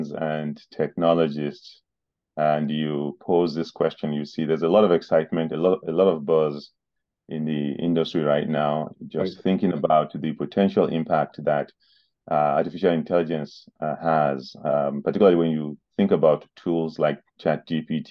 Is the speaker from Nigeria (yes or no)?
yes; Nigeria; moved away as an adult; now in New Jersey, United States; I grew up in Nigeria and began my education and my professional